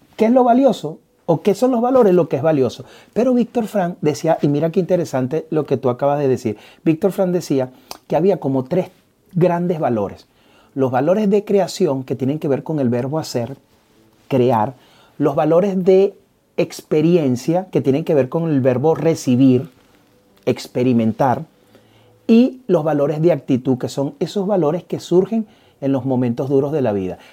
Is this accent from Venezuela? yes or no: yes; Venezuela; moved away; a nosotros nos toca migrar y saber de que dejamos atrás a Venezuela. Pero yo decido vivir nuevamente en este sitio. Yo decido comenzar a, poner raíces en este sitio. Eh, me obligaron a salir de mi país